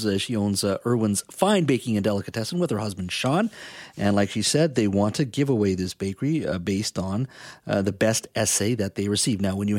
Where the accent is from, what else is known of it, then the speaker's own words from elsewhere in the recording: British Columbia, Canada; as a British Columbian